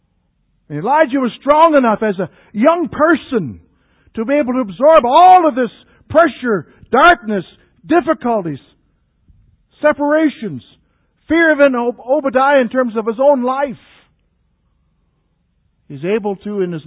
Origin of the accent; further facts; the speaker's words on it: Canada; the areas that I grew up in Canada